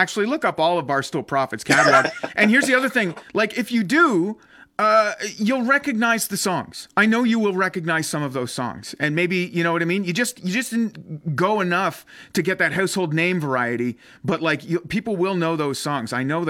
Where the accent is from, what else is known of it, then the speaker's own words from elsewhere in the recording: Ottawa, Ontario, Canada; I grew up in Ottawa, right?